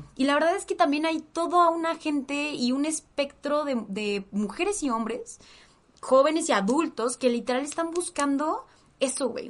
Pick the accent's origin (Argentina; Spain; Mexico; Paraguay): Mexico; somos todos nosotros mexicanos y mexicanas de a pie